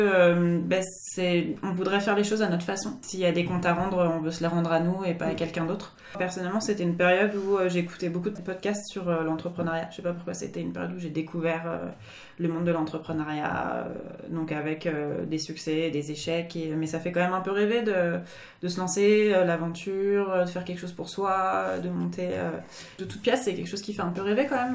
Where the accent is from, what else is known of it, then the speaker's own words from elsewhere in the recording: France; moved away as an adult; now in Japan; en tant que Français